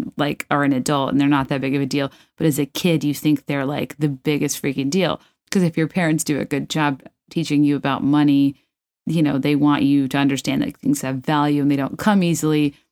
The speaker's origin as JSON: {"language": "English", "region": "Virginia", "country": "United States", "tie": "born or raised there", "said": "I grew up in Virginia, which is this weird neutral pool territory"}